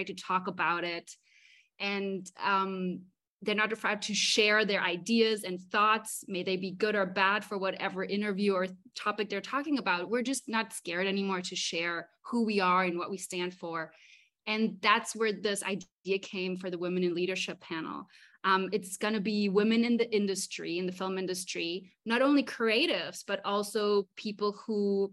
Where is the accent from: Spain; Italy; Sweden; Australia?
Spain; Mallorca, Balearic Islands; moved away as an adult; also born or lived in Berlin; now in Los Angeles, United States; I was born in Berlin, but I grew up in Mallorca, so it's my home.